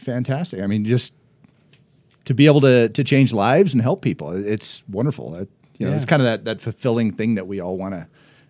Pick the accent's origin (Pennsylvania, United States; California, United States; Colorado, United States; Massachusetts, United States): Colorado, United States; Just, you know, like south side of Cherry Creek Reservoir there.